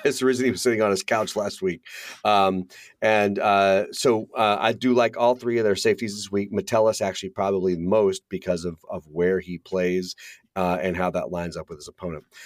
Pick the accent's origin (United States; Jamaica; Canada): United States; Central Florida; I grew up in Central Florida